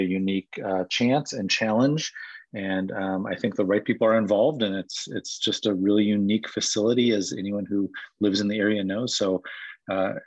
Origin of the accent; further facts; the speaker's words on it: Whitefish Bay, Wisconsin, United States; moved away as an adult; I grew up in Whitefish Bay, which is just outside of Milwaukee, and so was a Wisconsinite by birth